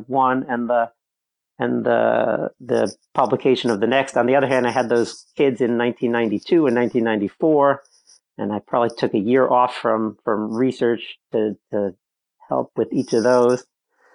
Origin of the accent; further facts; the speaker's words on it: Westchester, New York, United States; also born or lived in Cambridge, Massachusetts; I was born in Cambridge, Mass, but moved to New York when I was five. And I grew up not in the city, but in the suburbs, in Westchester.